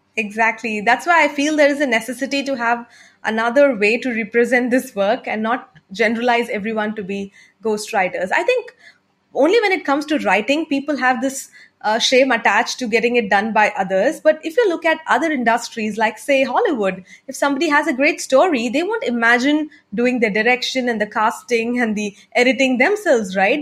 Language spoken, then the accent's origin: English; India; first language Tamil; English is a second language; I'm an entrepreneur from India